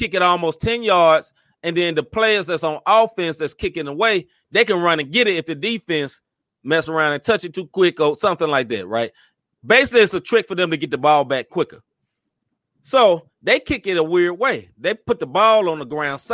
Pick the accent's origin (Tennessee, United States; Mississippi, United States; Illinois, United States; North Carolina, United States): Tennessee, United States; Memphis; I'm from Memphis